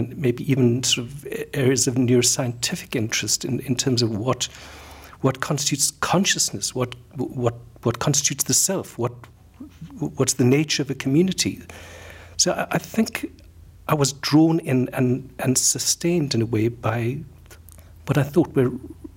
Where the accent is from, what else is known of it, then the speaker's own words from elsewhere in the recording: South Africa; moved away as an adult; also born or lived in London, United Kingdom / Cape Town, South Africa; I am South African. I trained as a medical doctor in Cape Town in South Africa.